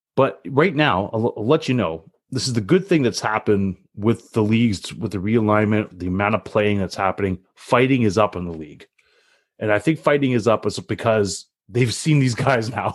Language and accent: English; Canada; being Canadian